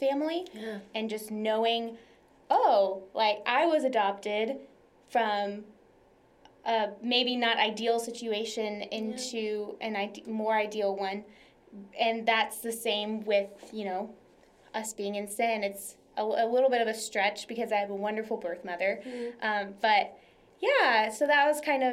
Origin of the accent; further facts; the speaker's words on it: Tomball, Texas, United States; also born or lived in Dallas, Texas; I am from the Houston area originally, just like the urban sprawl of Houston. A little town called Tomball. It's a great place to grow up and to live.